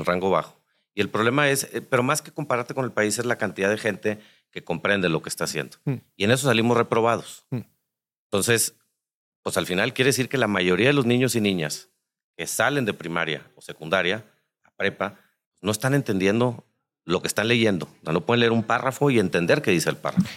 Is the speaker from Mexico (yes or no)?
yes; Nuevo León, Mexico; nosotros que somos de Nuevo León